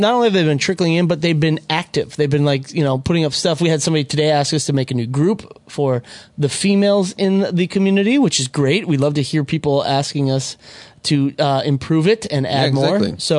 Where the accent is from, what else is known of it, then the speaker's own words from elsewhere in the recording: Minnesota, United States; moved away as an adult; now in Los Angeles, United States; I'm from Minnesota originally. I lived in Minnesota longer than I've lived in LA, but it's getting close to where it's about the same.